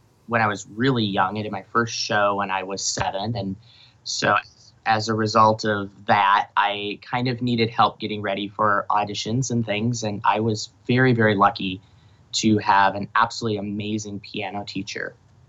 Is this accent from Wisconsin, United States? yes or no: yes; Eau Claire, Wisconsin, United States; the university in my hometown, the University of Wisconsin, Eau Claire